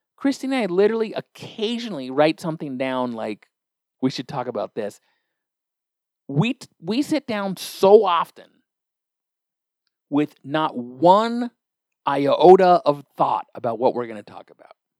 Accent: Olympia, Washington, United States; I'm from Olympia, Washington.

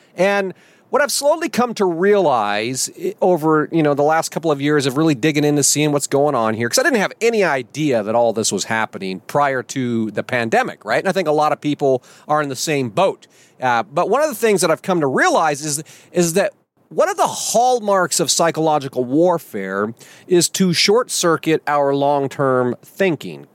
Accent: United States; our first duty as American citizens

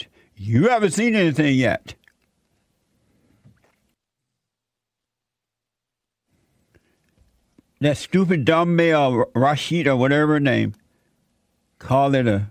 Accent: Alabama, United States; now in Los Angeles, United States; when I was growing up in Alabama, Atlanta was like 2 hours away from where I lived growing up.

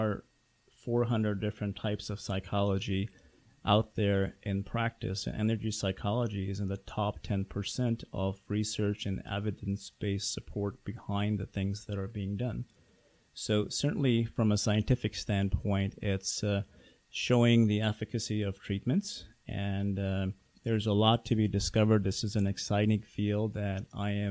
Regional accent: Pakistan; moved away; I grew up in Pakistan

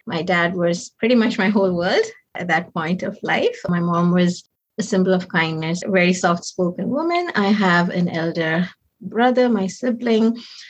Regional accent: Nigeria; also born or lived in Chingola, Zambia; So I was born to East Indian parents, but I was born in Zambia in a town called Chingola. I'm the second. My parents are teachers and they worked there. Moved to Nigeria when I was around 5.

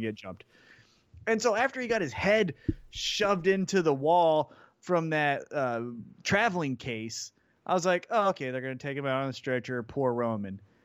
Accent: Kansas City, United States; born or raised there

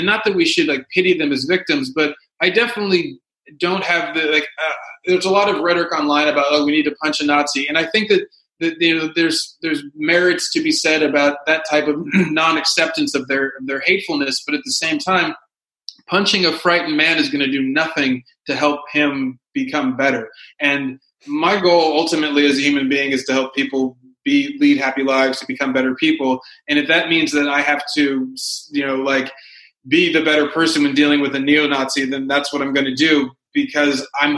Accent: the South, United States; now in Los Angeles, United States; I grew up in the South.

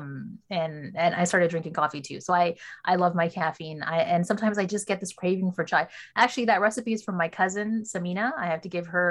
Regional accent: Canada; from my wider Western upbringing in Canada, like I've picked up, I'm just as Canadian as I am South Asian, as I am Muslim

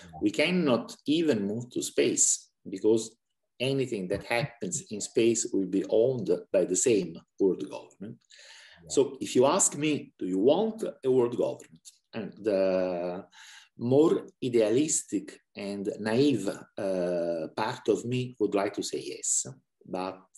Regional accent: Italy; moved away as an adult; now in Budapest, Hungary; I was born in Italy, but I married a Hungarian, and we have been moving around a lot

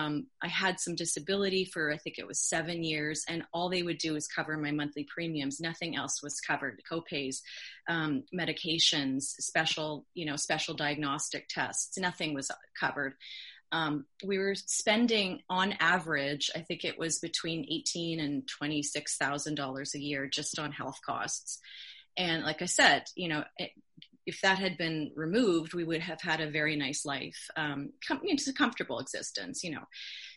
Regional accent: Canada; also born or lived in California; I'm a Canadian and an American citizen, and I absolutely loved the 22 years that I lived in California.

